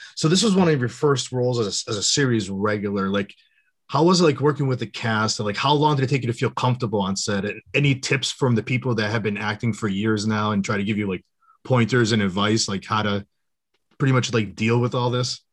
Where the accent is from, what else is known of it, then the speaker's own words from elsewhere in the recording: Western Massachusetts, United States; I'm from Massachusetts